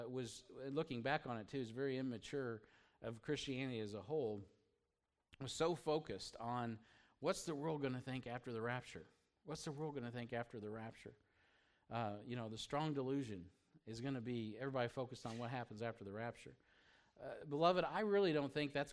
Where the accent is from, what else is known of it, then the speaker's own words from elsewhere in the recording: United States; as an American